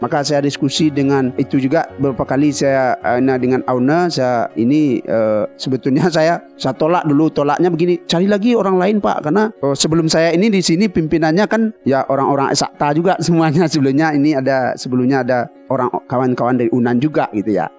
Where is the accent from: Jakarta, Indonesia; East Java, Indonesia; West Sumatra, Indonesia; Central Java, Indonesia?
West Sumatra, Indonesia; Batipuh Baru; moved away as an adult; also born or lived in Padang Panjang / Padang; saya ini kan orang kampung sana. Ya, saya eh. itu kampung kecil saya itu di Patipuh Baru namanya